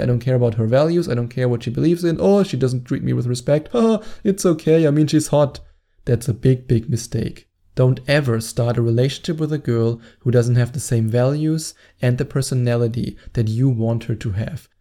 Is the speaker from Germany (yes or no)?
yes; Germany; accent: German; English is a second language; my annoying German accent